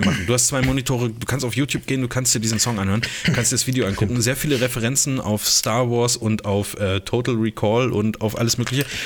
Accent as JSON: {"language": "German", "country": "Germany", "said": "als Deutscher"}